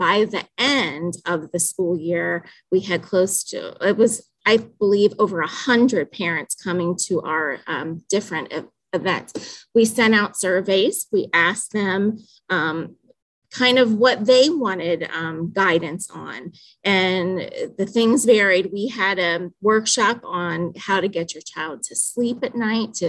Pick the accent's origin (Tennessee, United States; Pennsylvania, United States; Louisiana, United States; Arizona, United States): Pennsylvania, United States; Danville; I am from Danville, Pennsylvania